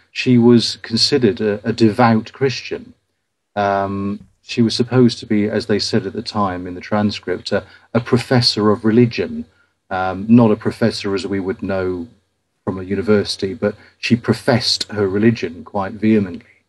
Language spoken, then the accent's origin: English; Ipswich, East of England, United Kingdom; my hometown of Ipswich